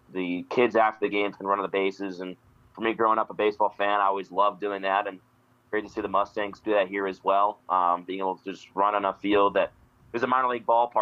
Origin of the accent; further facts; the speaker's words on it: Northeast, United States; moved away as an adult; also born or lived in Cape Cod, Massachusetts; now in Billings, United States; I'm from the Northeast and the East Coast area.